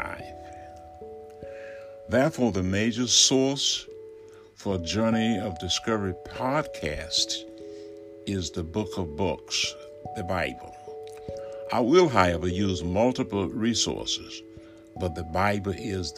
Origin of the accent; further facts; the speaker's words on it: Alabama, United States; moved away; I am in my home state of Alabama, recording from my study in the community of which I grew up